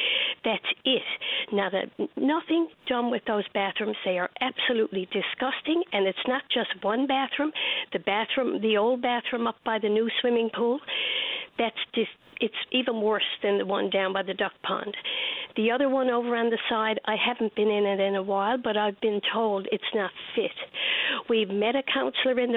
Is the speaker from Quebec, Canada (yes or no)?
no; St. John's, Newfoundland and Labrador, Canada; I grew up in Bowring Park